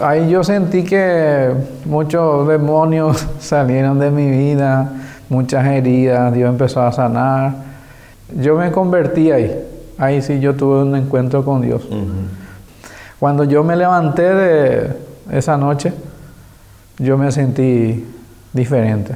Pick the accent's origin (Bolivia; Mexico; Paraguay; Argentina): Paraguay; Asunción; Crecí en Asunción